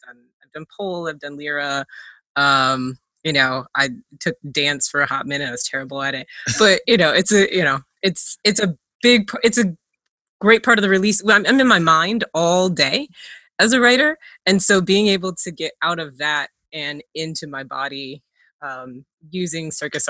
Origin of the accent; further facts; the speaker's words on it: Kentucky, United States; also born or lived in Minnesota; I was born in Minnesota. I grew up in Kentucky. I moved around a lot when I became an adult.